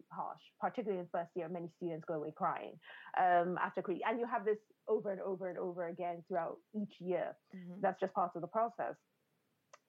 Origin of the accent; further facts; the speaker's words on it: Nigeria; I grew up in a culture. I grew up in Nigeria.